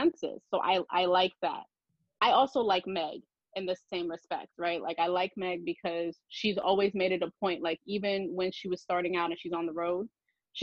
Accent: New York, United States; as a New Yorker

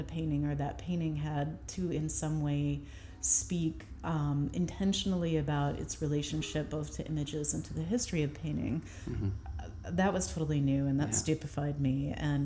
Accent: St. Louis, Missouri, United States; moved away as an adult; also born or lived in San Francisco / Baltimore / Chicago; now in Brooklyn, United States; I grew up in St. Louis, and when I left to go to MICA in Baltimore

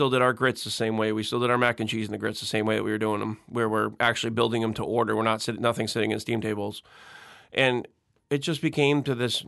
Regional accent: Connecticut, United States; now in Mandeville, United States; growing up in Connecticut, living but near the beach

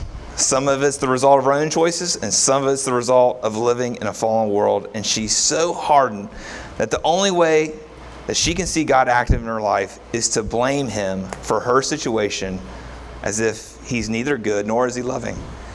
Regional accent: Kentucky, United States; See, most of us, we grew up in Kentucky. We did not grow up in a place that was very diverse in a racial sense.

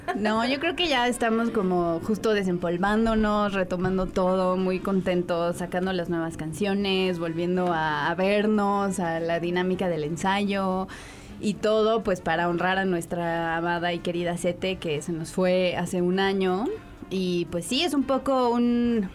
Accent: San Luis Potosí, Mexico; moved away; nací en San Luis Potosí

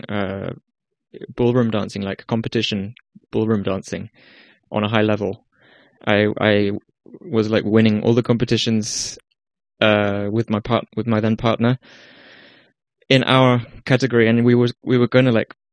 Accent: Iceland; moved away as an adult; now in Amsterdam, Netherlands; I am from Iceland, but I'm half English, in case you were wondering about the accent.

